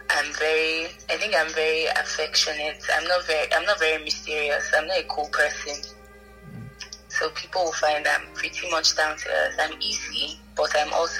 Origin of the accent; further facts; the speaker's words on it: Benin City, Edo, Nigeria; also born or lived in Ibadan; If anybody knows Edo State, I grew up in Benin